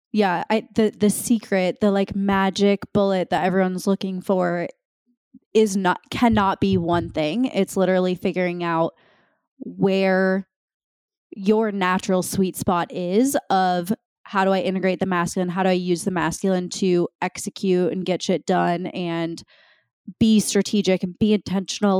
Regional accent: Minnesota, United States; born or raised there; moved away as an adult

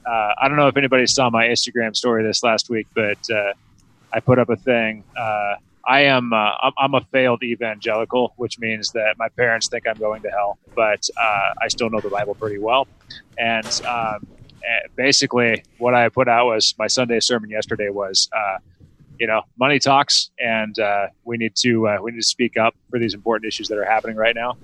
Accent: Washington, United States; I grew up in Washington

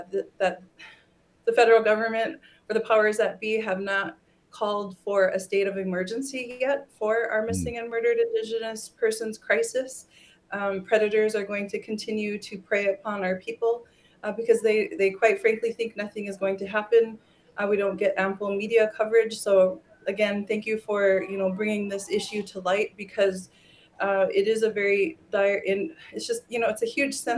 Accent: Fort Berthold Indian Reservation, North Dakota, United States; I'm from Fort Berthold Indian Reservation, and the Bakken Oil Formation is located directly beneath us

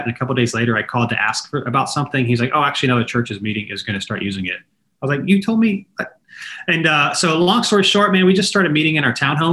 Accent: Raleigh, North Carolina, United States; I'm from the Raleigh area originally

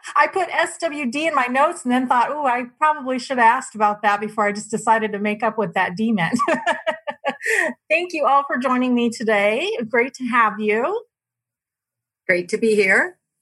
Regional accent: Mesa, Arizona, United States; also born or lived in Tempe, Arizona / Phoenix, Arizona; I actually grew up here in Arizona. I grew up in East Mesa

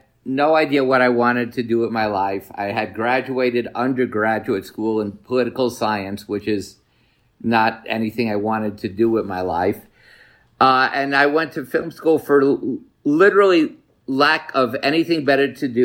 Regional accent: New York City, New York, United States; I grew up in Washington Heights

